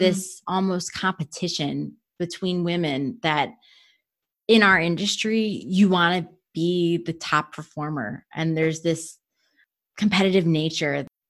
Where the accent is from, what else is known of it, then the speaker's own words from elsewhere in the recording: Cleveland, Ohio, United States; moved away as an adult; also born or lived in Rochester, New York; now in Washington, D.C., United States; I was born and raised in the Rust Belt in Cleveland, Ohio